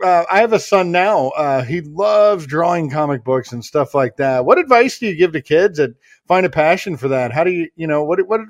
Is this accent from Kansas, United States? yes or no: yes; Kansas, United States; moved away as an adult; now in Florida, United States; I've been living in Florida for like 8 years now, and I'm from Kansas. I'm from the Midwest.